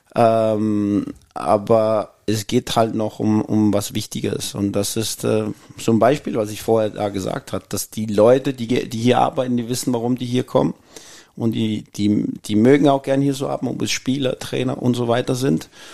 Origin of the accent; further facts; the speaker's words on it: Copenhagen, Capital Region of Denmark, Denmark; German is a second language; also born or lived in Jutland / Austria; now in Mainz, Germany; ich bin in Kopenhagen aufgewachsen